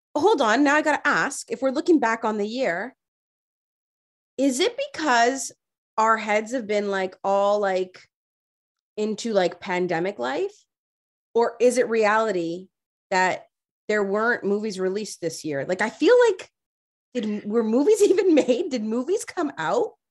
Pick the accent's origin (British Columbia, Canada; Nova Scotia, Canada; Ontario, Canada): Ontario, Canada; Toronto; I grew up in Rexdale